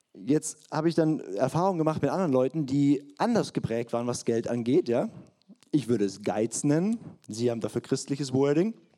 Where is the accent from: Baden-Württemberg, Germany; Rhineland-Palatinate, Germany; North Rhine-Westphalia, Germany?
Baden-Württemberg, Germany; Swabia; Ich bin ein in Schwaben geborener Partner mit fränkisch-hessischen Wurzeln